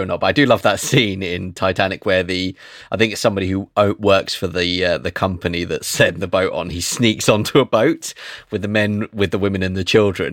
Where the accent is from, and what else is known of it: England, United Kingdom